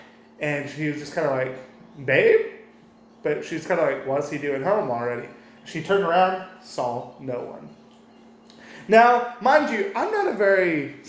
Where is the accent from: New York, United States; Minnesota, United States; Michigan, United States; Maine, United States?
Minnesota, United States; I'm from Minnesota.